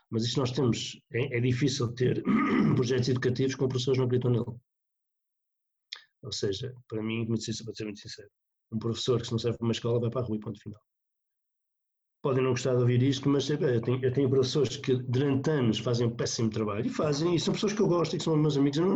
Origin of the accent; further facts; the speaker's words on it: North, Portugal; eu, vim do Norte, apesar de estar no Sul